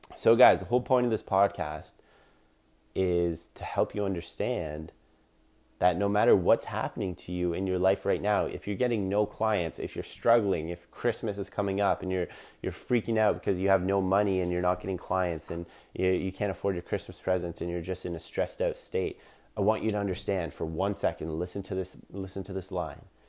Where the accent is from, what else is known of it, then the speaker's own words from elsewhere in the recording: Collingwood, Ontario, Canada; in my hometown in Collingwood, Ontario, Canada